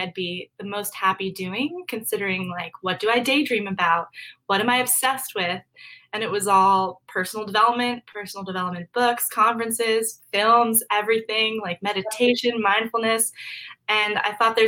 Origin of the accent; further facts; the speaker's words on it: Maryland, United States; moved away as an adult; now in Arlington, Virginia, United States; I am from Maryland. I kind of bounced around for the first 5 years of my life with military family, but we settled in Maryland for a while